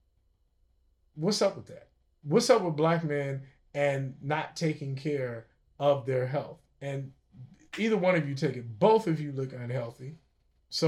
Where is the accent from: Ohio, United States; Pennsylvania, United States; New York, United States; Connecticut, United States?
Ohio, United States; Cincinnati; I'm from Cincinnati.